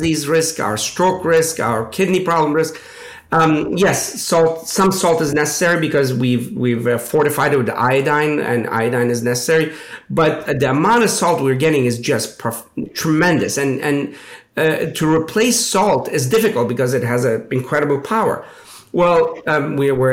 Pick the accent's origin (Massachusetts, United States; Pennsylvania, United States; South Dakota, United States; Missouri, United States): Pennsylvania, United States; Pittsburgh; I grew up in Pittsburgh